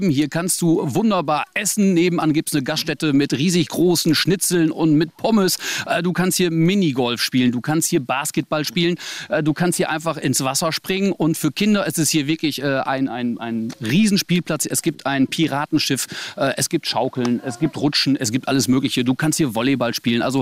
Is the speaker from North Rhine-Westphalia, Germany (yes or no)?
yes; Wettringen, North Rhine-Westphalia, Germany; Ja, also äh, ich bin in Wettring geboren, ich bin in Wettring aufgewachsen, ich habe hier einfach meine Basis